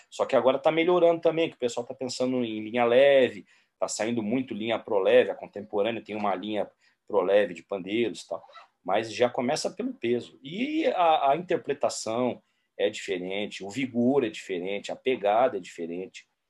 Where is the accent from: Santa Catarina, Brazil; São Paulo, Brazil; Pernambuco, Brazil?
São Paulo, Brazil; aqui em São Paulo, como um bom paulistano